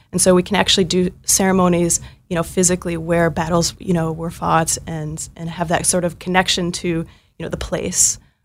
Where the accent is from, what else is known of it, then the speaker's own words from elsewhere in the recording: Northfield, Minnesota, United States; I'm originally from Northfield, Minnesota, uh, small town Minnesota of only fifteen thousand people